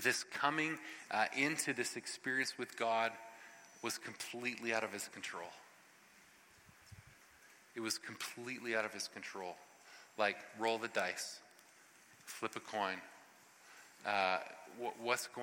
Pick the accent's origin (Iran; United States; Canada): Canada; Ottawa Valley; especially we in the Ottawa Valley. Like, we are so reserved and we are so staid